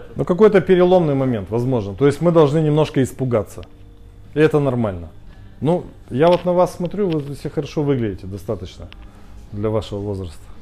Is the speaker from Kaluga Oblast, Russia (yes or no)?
no; Khabarovsk, Khabarovsk Krai, Russia; Я сам из Хабаровска